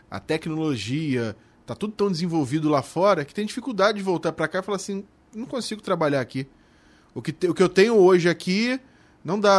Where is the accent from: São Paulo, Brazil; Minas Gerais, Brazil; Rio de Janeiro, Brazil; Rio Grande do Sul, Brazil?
Rio de Janeiro, Brazil; Niterói; mas mora até hoje onde eu nasci, no, no Barreto, em Niterói, que não é uma área nobre da cidade